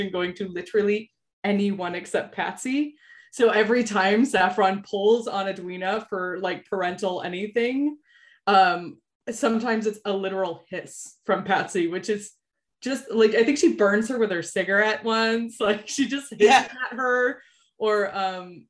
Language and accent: English; United States; as an American